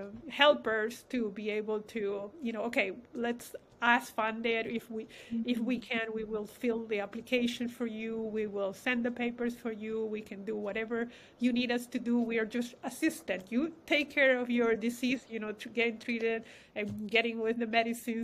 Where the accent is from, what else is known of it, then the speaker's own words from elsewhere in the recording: Peru; moved away; We have Hispanic background. I come from Peru